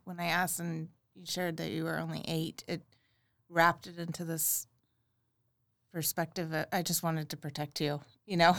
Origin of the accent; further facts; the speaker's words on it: Houston, Texas, United States; moved away as an adult; also born or lived in New York City; now in Oklahoma City, United States; I grew up in Houston, Texas, and I spent, um, a, my, the decade of my twenties in New York City.